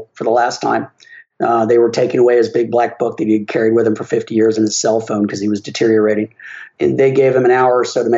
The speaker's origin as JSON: {"language": "English", "town": "Winter Park", "region": "Florida", "country": "United States", "tie": "born or raised there", "said": "I was born and raised down in Winter Park, Florida"}